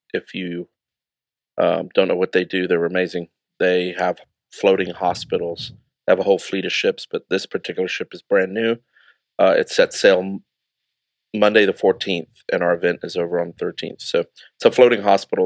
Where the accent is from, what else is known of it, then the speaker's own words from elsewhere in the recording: United Kingdom; Being a British citizen